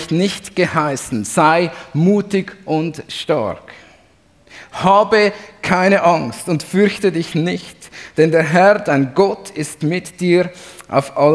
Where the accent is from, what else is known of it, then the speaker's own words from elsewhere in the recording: Zurich, Switzerland; als Zürcher, und da darf ich heute dazu stehen, ist mein Lieblingsreformator natürlich der Ulrich Zwingli.